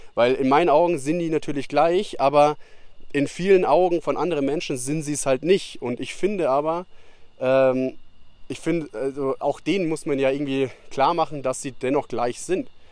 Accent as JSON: {"language": "German", "region": "Bavaria", "country": "Germany", "moved": "yes", "said": "Das hast du bei uns in Bayern, dass du in ein Dorf oder sowas irgendwo lang gehst und dann geht man 20 Meter aufeinander zu, dann sagt man halt Servus"}